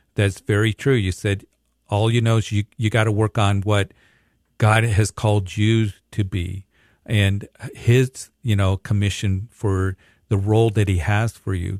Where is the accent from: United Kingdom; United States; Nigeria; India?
United States; Greeley, Colorado; my hometown, Greeley